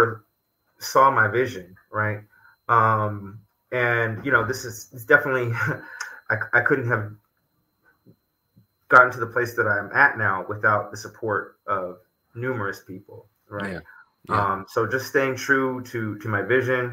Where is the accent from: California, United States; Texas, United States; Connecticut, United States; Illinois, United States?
California, United States; Los Angeles; now in New York, United States; I grew up in Los Angeles